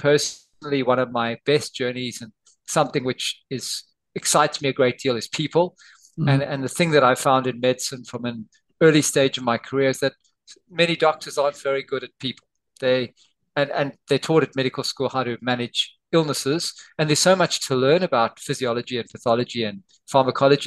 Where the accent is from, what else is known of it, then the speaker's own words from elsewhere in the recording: South Africa; moved away as an adult; also born or lived in Somerset, United Kingdom; now in Australia; I was born in South Africa, and I did my medical training there